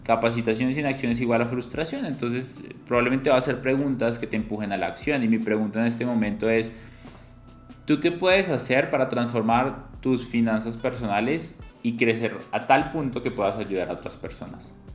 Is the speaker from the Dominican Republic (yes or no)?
no; Colombia; mi país, Colombia